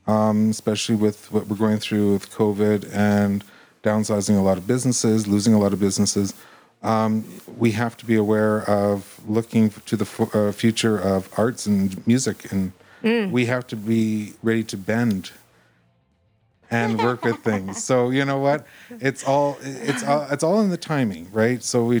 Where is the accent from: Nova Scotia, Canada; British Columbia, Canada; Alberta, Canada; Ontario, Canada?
Alberta, Canada; Edmonton; born there; now in Red Deer, Canada; I was from Edmonton.